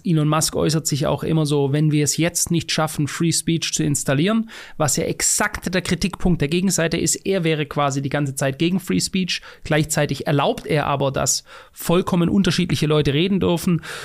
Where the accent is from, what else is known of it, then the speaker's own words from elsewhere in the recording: Germany; ich als Deutscher in Deutschland lebend